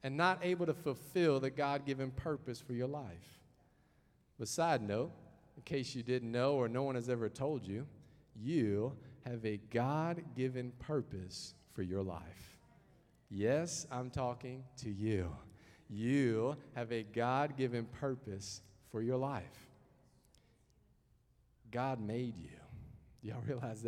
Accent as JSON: {"language": "English", "area": "the South", "region": "Southern United States", "country": "United States", "also_born_or_lived": "Henrico County, Virginia / Hanover County, Virginia", "accent": "southern", "moved": "as an adult", "lives_now": "Canada", "said": "hopefully I haven't lost my southern accent"}